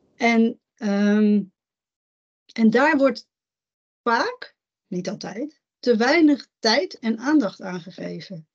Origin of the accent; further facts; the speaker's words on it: Netherlands; ik ben in Nederland geboren